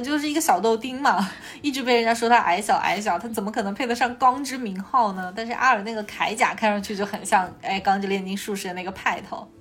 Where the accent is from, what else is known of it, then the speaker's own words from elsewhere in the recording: Guangdong / Hong Kong, China; accent: 港广普 (Hong Kong/Guangdong-accented Mandarin); 今天又是一场北京普通话和广东普通话的对决